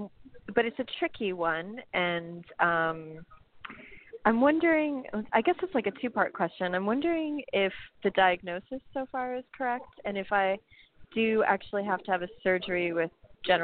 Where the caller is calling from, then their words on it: New York, United States; I'm calling from New York.